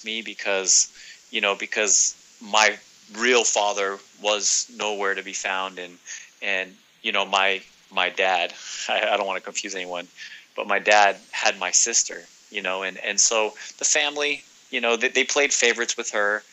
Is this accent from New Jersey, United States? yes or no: no; Northern California, United States; now in Southern California, United States; I'm originally from Northern California. I currently reside in Southern California.